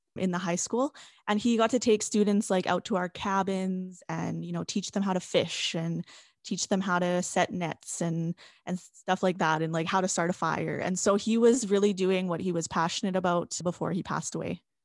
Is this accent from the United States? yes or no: no; La Ronge, Saskatchewan, Canada; moved away as an adult; now in Saskatoon, Canada; So I'm from L'Orange. I grew up